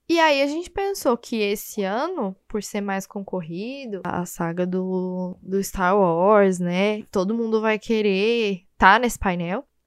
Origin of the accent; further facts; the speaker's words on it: Goiânia, Goiás, Brazil; Eu sou de Goiânia, né? Então eu sou acostumada com calor